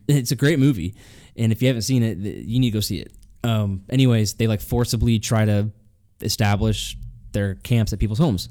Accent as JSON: {"language": "English", "region": "Illinois", "country": "United States", "tie": "born or raised there", "said": "I was born in Illinois"}